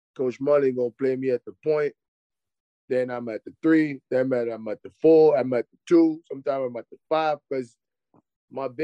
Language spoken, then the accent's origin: English; Paris, Île-de-France, France; moved away; I'm from Paris, but I'm not from the Paris that y'all guys know with the Eiffel Tower at night.